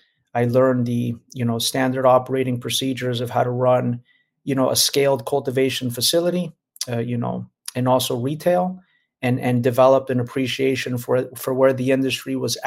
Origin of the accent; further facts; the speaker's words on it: Miami, Florida, United States; also born or lived in Los Angeles; I grew up in Miami, Florida. My ethnicity is Cuban-Brazilian. My mom is Brazilian. My father's from Cuba.